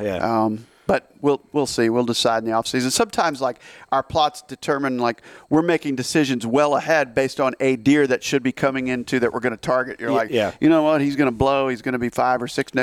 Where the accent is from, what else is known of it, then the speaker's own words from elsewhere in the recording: Midwest, United States; we're lucky we're from the Midwest